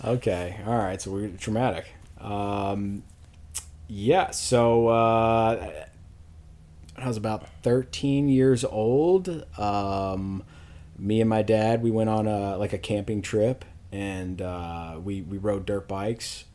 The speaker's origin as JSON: {"language": "English", "town": "Louisville", "region": "Kentucky", "country": "United States", "tie": "born or raised there", "said": "I'm from Louisville, Kentucky, born and raised"}